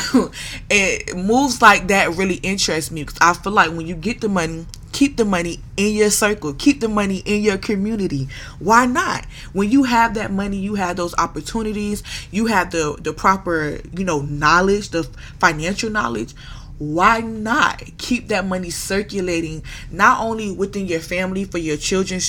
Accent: Broward County, Florida, United States; A Broward County girl to the death of me. I am from Broward County

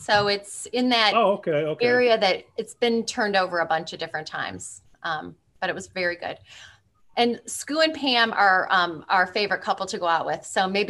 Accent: Iowa, United States; moved away as an adult; now in Lake Forest, United States; I live in Lake Forest now. I'm originally from Iowa.

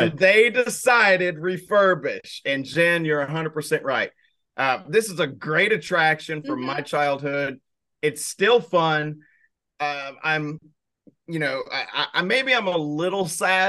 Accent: Arkansas, United States; I'm from Arkansas

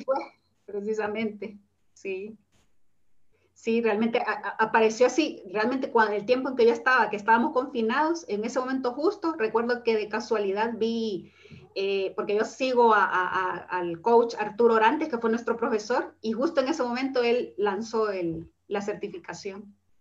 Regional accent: El Salvador; moved away as an adult; now in Spain

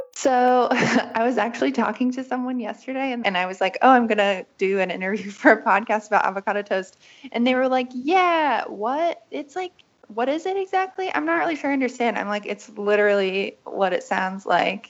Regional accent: West Virginia, United States; moved away as an adult; also born or lived in Berlin; I grew up in West Virginia

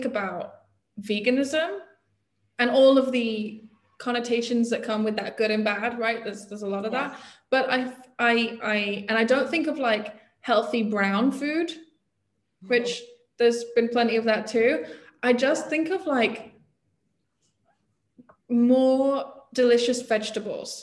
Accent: England, United Kingdom; I grew up in England, right? I grew up in probably pretty typical middle class, mostly not Jewish community.

